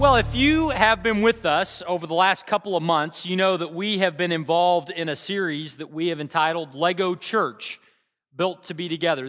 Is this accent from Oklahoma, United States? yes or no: yes; Bartlesville, Oklahoma, United States; now in Norman, United States; my hometown back in Bartlesville